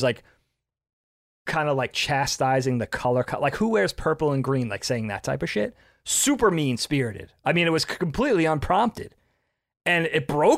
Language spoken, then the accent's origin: English; Long Island, New York, United States; moved away as an adult; also born or lived in Bellport, New York; I'm from Long Island.